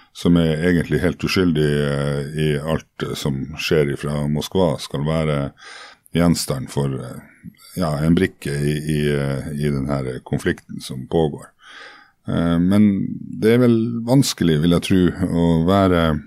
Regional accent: Norway; also born or lived in Murmansk, Russia; oss som kom fra Norge, ikke sant, som hadde spist diplomis siden vi var født omtrent

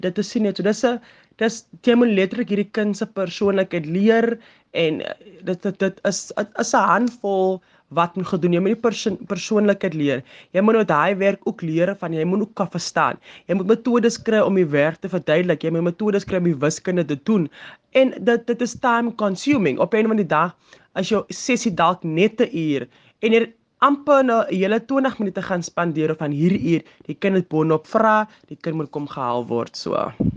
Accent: Atlantis, Western Cape, South Africa; Ek is van 'n ek sal sê klein dorpie, maar ek is van Atlantis

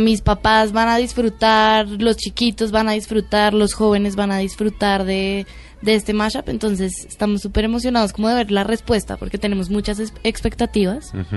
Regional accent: Colombia; somos colombianas

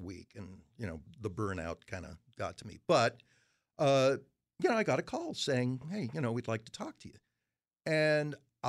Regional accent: Framingham, Massachusetts, United States; born or raised there

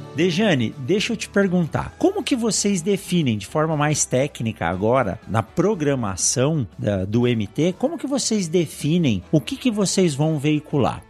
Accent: São Paulo, Brazil; Eu nasci em São Paulo de pequeno pequeno tinha pouco contato com o campo

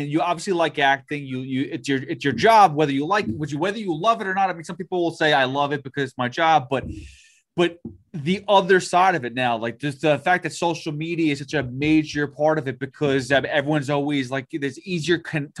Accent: Sacramento, California, United States; I grew up in Sacramento.

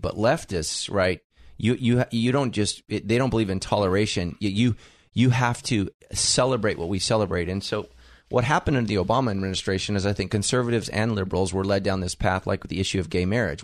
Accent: United States; I am an American

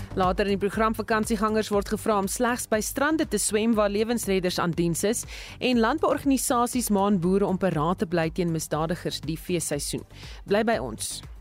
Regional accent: Witbank, Mpumalanga, South Africa; now in Australia; waar ek vandaan kom in Witbank het ons ook gesê tannie en oom

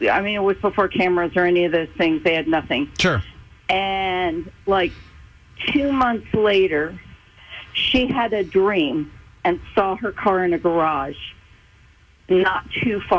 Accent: Oakland, California, United States; So this was years and years ago. I grew up in Oakland, California.

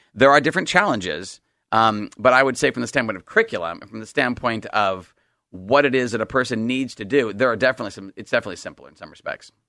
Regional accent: Salem, Oregon, United States; also born or lived in East Coast; I grew up out in, I grew up in Salem

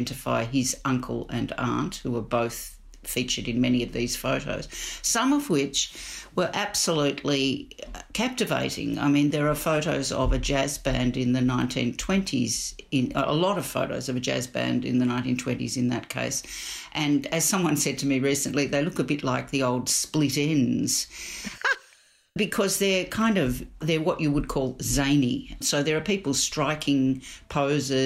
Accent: Melbourne, Victoria, Australia; we grew up in Melbourne.

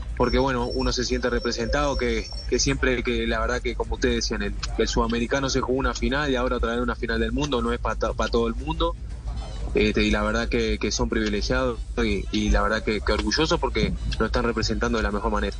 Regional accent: Uruguay; como uruguayo

